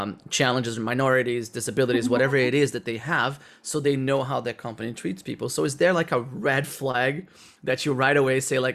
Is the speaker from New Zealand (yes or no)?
no; Brazil; English is a second language; moved away; also born or lived in Netherlands; I'm from Brazil, I speak Portuguese and I speak English